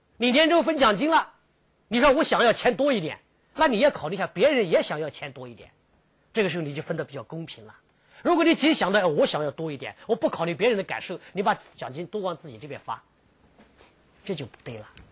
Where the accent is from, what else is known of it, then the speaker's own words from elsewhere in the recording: southern China, China; moved away; 我曾经在北方生活了很长一段时间，我是南方长大的，我喜欢吃米饭